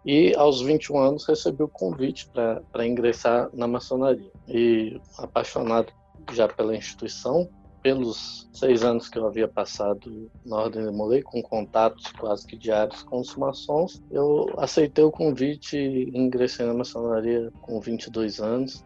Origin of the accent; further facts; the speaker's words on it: Minas Gerais, Brazil; eu sou mineiro, fui presidente do Triângulo Mineiro e Alto Paranaíba.